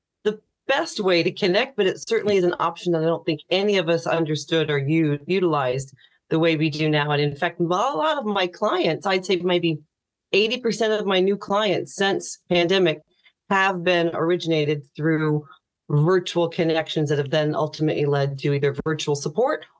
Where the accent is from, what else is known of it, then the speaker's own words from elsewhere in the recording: Farmland, Indiana, United States; accent: American; now in Ireland; I grew up in a really small town, about 1,200 people, called Farmland, Indiana